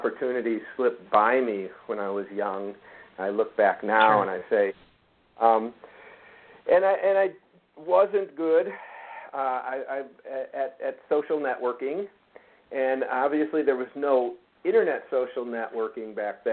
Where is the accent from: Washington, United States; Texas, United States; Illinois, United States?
Illinois, United States; northern suburbs of Chicago; moved away as an adult; also born or lived in Los Angeles, California; I grew up in Illinois, in northern suburbs of Chicago